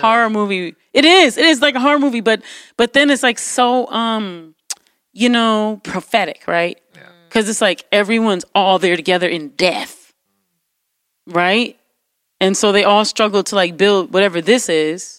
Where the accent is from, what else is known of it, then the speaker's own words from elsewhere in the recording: New York City, New York, United States; growing up in New York City